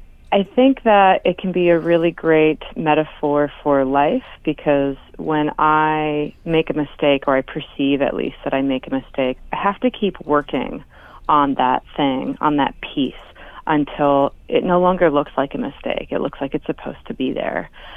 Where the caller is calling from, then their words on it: Anchorage, Alaska, United States; I'm calling in from Anchorage today.